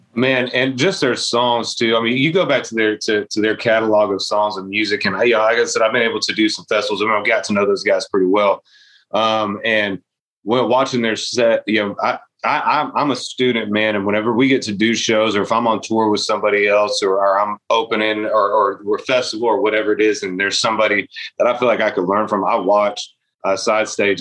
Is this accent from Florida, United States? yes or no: yes; Eustis, Florida, United States; growing up in Florida